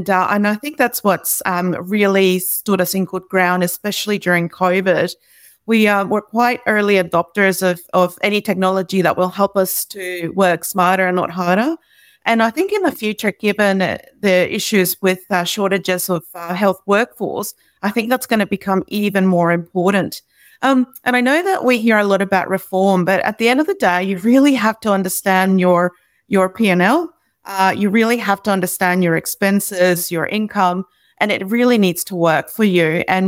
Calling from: Brisbane, Queensland, Australia; And I'm joining you from Turrbal, Yagara country.

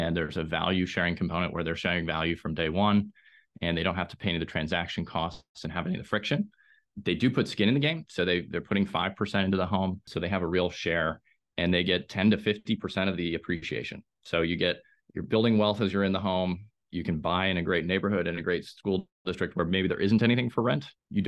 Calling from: Raleigh-Durham, North Carolina, United States; Raleigh-Durham is in North Carolina. It's one of the fastest growing metros in the country here.

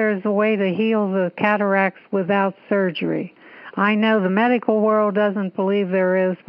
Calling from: West Hollywood, California, United States; West Hollywood, Los Angeles.

